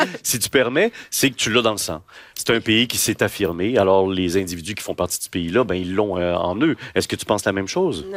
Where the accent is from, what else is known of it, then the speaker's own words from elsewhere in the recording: Sainte-Catherine-de-la-Jacques-Cartier, Quebec, Canada; je viens d'un village, Sainte-Catherine de la Jacques-Cartier